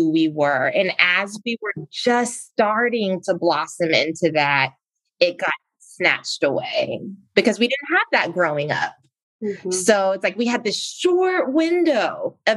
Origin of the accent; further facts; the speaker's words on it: South Carolina, United States; moved away as an adult; also born or lived in Virginia; I grew up in South Carolina